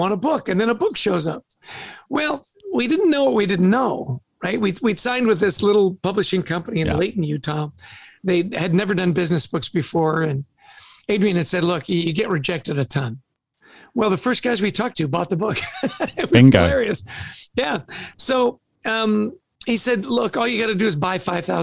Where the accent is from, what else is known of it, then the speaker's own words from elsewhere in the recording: Vancouver, British Columbia, Canada; also born or lived in Edmonton, Alberta; So we're both Canadian. I was born in Edmonton, grew up in Vancouver